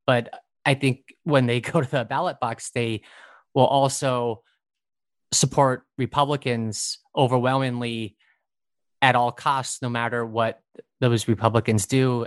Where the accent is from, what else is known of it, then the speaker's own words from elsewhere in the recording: Brainard, Nebraska, United States; moved away as an adult; now in New York, United States; I'm from Brainerd, Nebraska. It's about three hundred people, about an hour from Lincoln and Omaha, which are the state's two largest city. And I lived in the same household for nineteen years